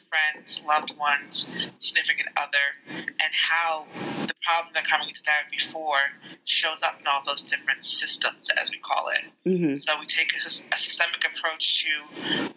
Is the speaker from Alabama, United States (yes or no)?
no; New York City, New York, United States; also born or lived in Staten Island, New York / Jamaica (ancestry); I'm originally from Brooklyn, New York